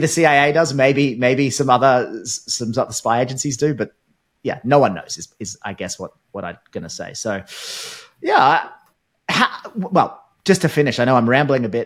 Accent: Australia

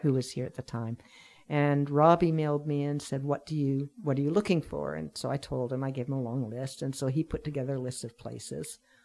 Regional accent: Sackville, New Brunswick, Canada; also born or lived in Vancouver; now in Pender Island, Canada; I'm originally from New Brunswick, and I lived in Vancouver for about forty years with a few breaks

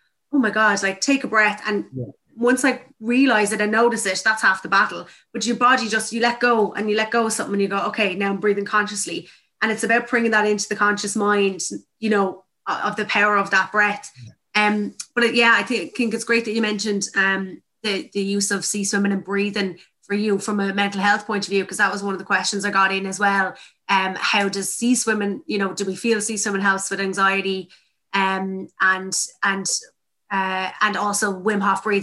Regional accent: Tipperary, Munster, Ireland; I'm from Tipperary

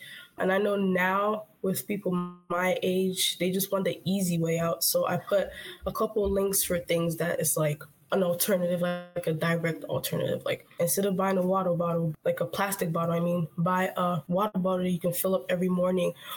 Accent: Nigeria; now in United States; when I grew up there

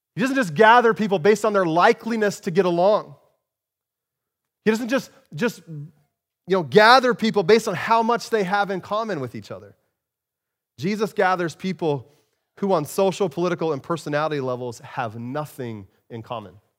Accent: Arizona, United States; moved away; I grew up in Arizona

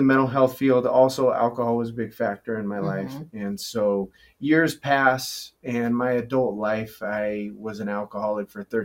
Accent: Nevada, United States; growing up in Lake Tahoe, Nevada, I just being a mountain kid

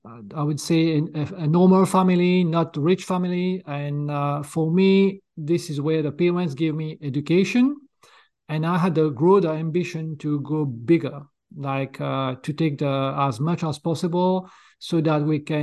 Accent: Mauritius; moved away; also born or lived in France; I was born in Mauritius Island in East Coast of Africa. I'm a native there, so I speak fluent French

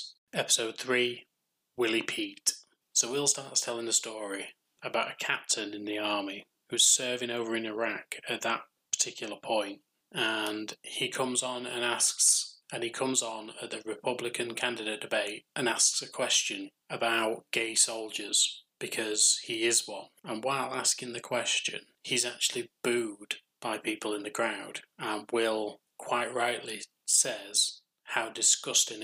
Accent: United Kingdom

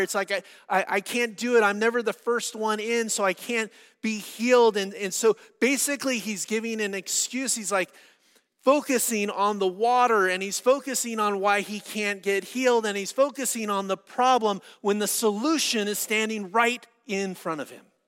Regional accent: San Diego, California, United States; I'm from San Diego

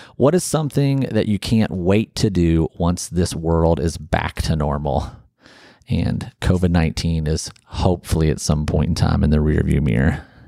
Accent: Ohio, United States; moved away as an adult; also born or lived in Alabama; I grew up in Ohio, went to college down in Alabama

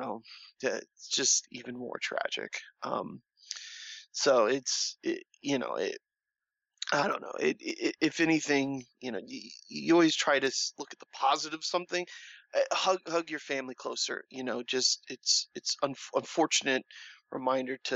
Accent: Orlando, Florida, United States; I'm from Orlando

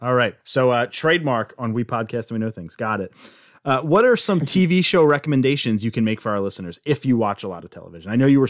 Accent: Philadelphia, Pennsylvania, United States; I'm from Philly, so you know it's definitely sauce. That's my natural dialect.

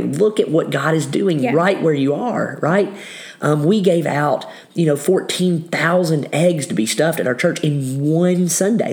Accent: Kentucky, United States; I grew up in Kentucky

